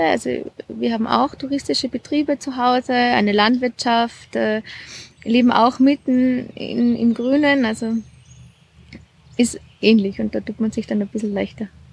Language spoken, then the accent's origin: German; Jochberg, Tyrol, Austria; now in Salzburg, Austria; Ich komme aus Tirol, aus, aus Jochberg.